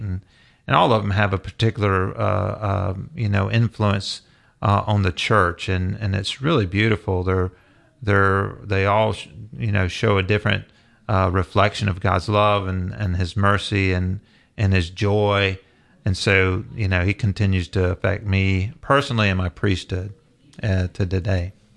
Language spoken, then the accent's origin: English; the South, United States; growing up in the South